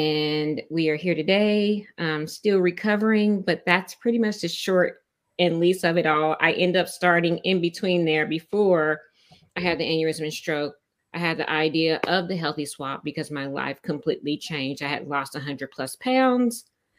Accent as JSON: {"language": "English", "town": "Tulsa", "region": "Oklahoma", "country": "United States", "moved": "as an adult", "lives_now": "Austin, United States", "said": "So I am not an original Austinite. I came from Tulsa, Oklahoma. And that was about 15, 16 years ago I came. I came here because the job at the time that I had moved me down here"}